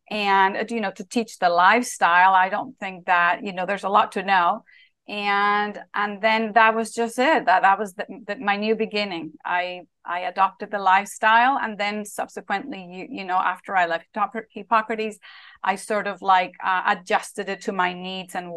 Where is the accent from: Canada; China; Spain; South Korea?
Spain; when I was a little girl growing up in Spain